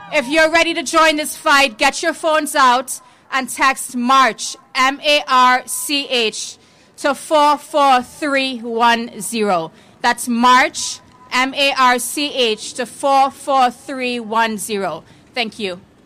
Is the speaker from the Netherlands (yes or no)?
no; Trinidad & Tobago; now in United States; as a little girl growing up in Trinidad and Tobago